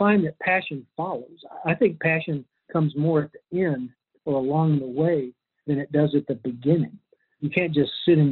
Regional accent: Lexington, Kentucky, United States; I grew up in Lexington

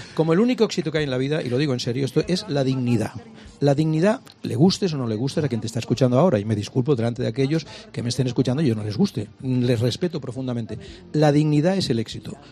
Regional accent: Catalonia, Spain; also born or lived in Barcelona; yo soy catalán

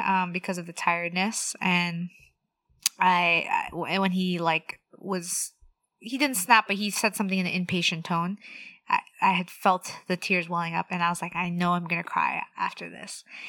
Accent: Los Angeles, California, United States; also born or lived in Orange County / Pomona; I was born and raised in the San Fernando Valley, not too far from where I'm working now

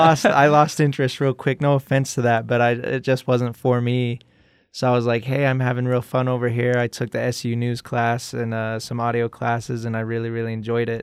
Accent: Brigham City, Utah, United States; I grew up in Brigham City, Utah. It's about an hour north of Salt Lake

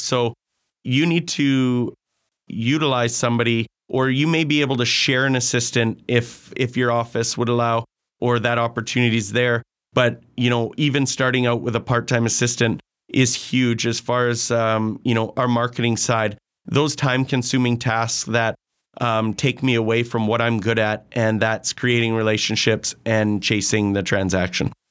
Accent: Grande Prairie, Alberta, Canada; born and raised in Grand Prairie.

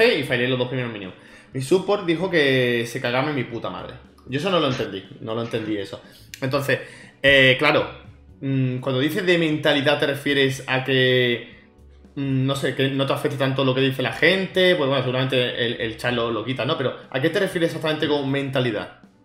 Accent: Málaga, Andalusia, Spain; Que soy yo también de Málaga

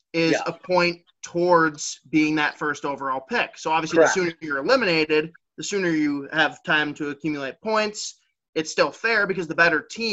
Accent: Minnesota, United States; I'm from Minnesota

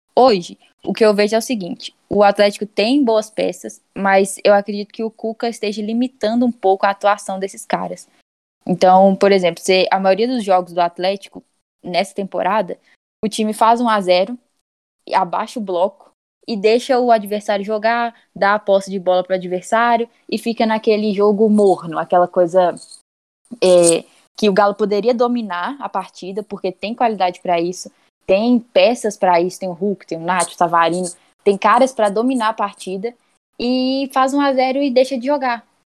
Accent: Belo Horizonte, Minas Gerais, Brazil; sou de BH

